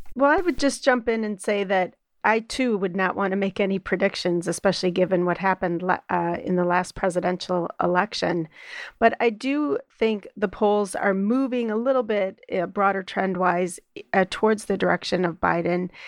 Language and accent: English; Midwest, United States; as a Midwesterner